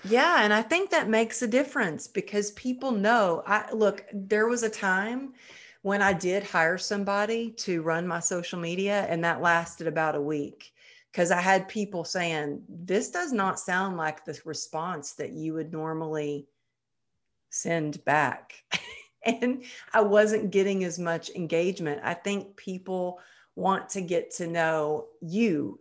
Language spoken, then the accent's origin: English; Texas, United States; growing up in Texas